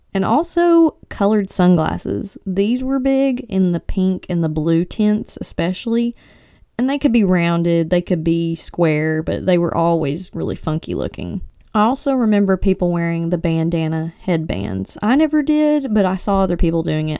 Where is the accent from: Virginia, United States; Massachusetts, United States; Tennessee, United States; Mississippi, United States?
Tennessee, United States; East; I'm from East Tennessee